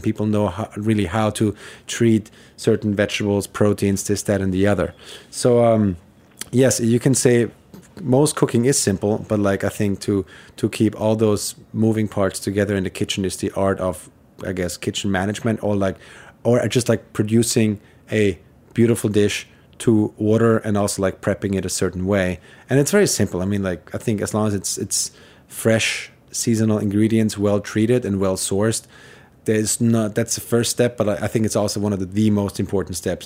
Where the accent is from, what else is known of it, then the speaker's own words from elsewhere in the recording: Vienna, Austria; moved away as an adult; now in New York City, United States; I am from Vienna. I grew up there, and I, I moved, uh, to the U S when I was twenty-one